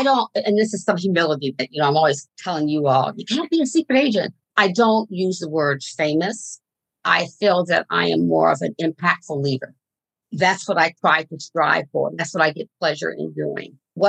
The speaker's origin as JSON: {"language": "English", "town": "Fort Bragg", "region": "North Carolina", "country": "United States", "tie": "born there", "said": "I'm an Army brat, as they called us. I was born in Fort Bragg, North Carolina."}